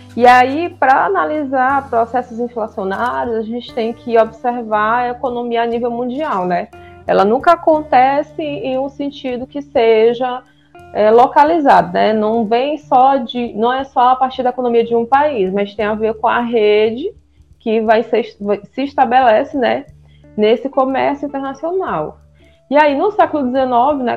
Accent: Bacabal, Maranhão, Brazil; moved away as an adult; now in São Luís, Brazil; sou de Bacabal, também uma terra muito quente. E moro em São Luís já tem 12 anos

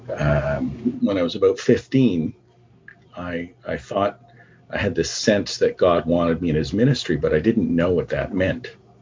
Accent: Canada; also born or lived in Vancouver; My parents uh, came to Canada from Barbados. And um, so I, I was the first member of my family that was born in Canada.

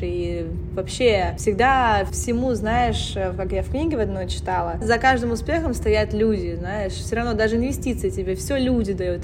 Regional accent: United States; moved away; also born or lived in Russia; я выросла в США

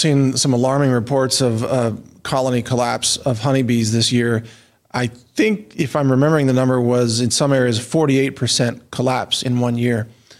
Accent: Midwest, United States; I grew up in the Midwest.

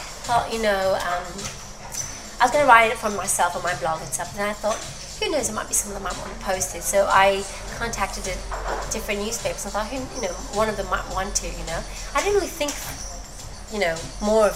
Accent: Greece; English is a second language; moved away as an adult; now in United Kingdom; Greece, where my hometown is

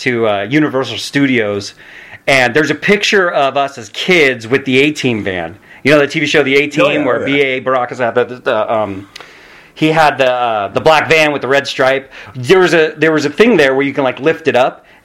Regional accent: Redwood City, California, United States; I grew up in Redwood City, California. So I'm born and bred in the Bay Area.

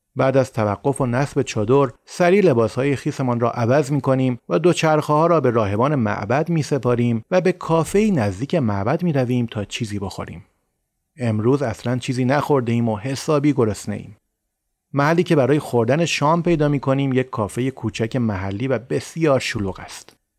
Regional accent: Iran; ما ایرانی هستیم

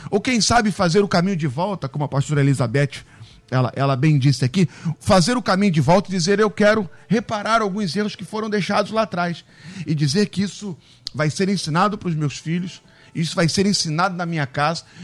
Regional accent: Rio de Janeiro, Brazil; Eu amo a minha cidade, amo o Rio de Janeiro, sou carioca, nasci em Bom Sucesso, Hospital Geral de Bom Sucesso, ao lado da minha igreja.

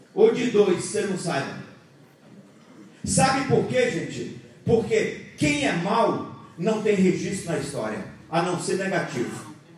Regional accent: Bahia, Brazil; moved away; Eu sou baiano, lá na Bahia eu tomava café. Eu vim para aqui agora eu tomo chimarrão

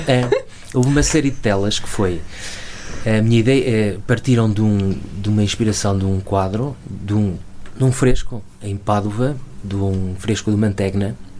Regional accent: Chaves, Norte, Portugal; also born or lived in Lisbon; venho de Chaves, da periferia, de uma rua relativamente, relativamente pobre

